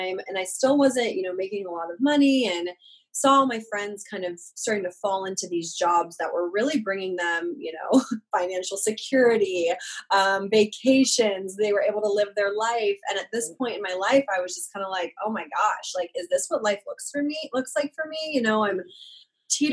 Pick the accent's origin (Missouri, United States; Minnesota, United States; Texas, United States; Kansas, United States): Kansas, United States; Overland Park; moved away as an adult; also born or lived in Arizona; I grew up in Kansas. I'm from Overland Park, Kansas. I lived there my entire life, pretty much